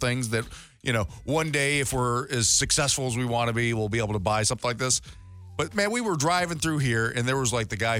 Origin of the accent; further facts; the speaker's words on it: St. Louis, Missouri, United States; I grew up in St. Louis